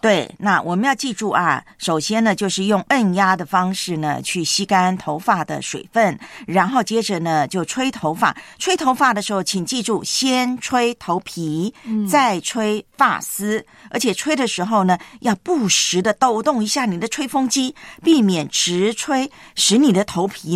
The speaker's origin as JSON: {"language": "Chinese", "country": "Taiwan", "tie": "born or raised there", "said": "我小时候在哦。台湾读书的时候，我们到了中学啊，啊，一律都是西瓜皮"}